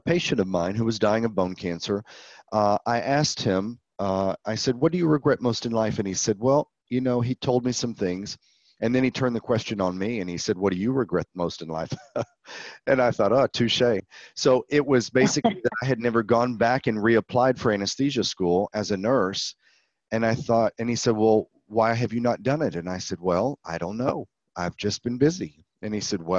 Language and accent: English; central Texas near Austin, United States; So I grew up in Texas.